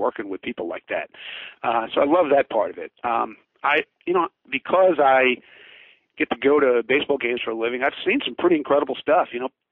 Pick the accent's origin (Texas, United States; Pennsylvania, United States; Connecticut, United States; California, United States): Pennsylvania, United States; Philadelphia; I grew up in Philadelphia